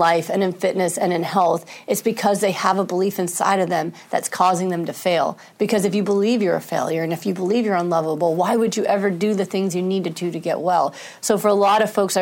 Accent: New York, United States; I'm a New Yorker.

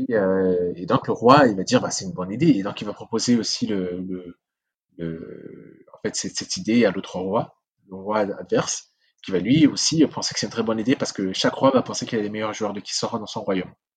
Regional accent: Central African Republic; first language Sango; French is a second language; now in France; ma langue natale, ma langue maternelle, le sango

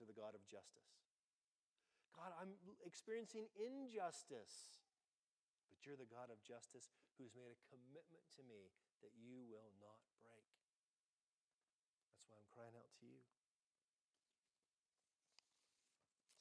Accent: United States; I'm American

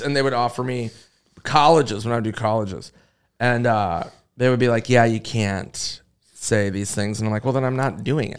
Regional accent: Minnesota, United States; moved away; it's my home state

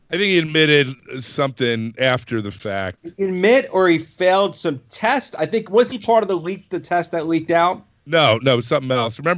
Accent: Manhattan, New York, United States; from Manhattan.

